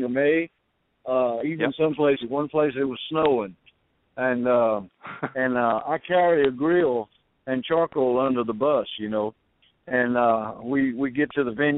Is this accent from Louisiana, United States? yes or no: yes; Cajun, Louisiana, United States; I'm a Cajun boy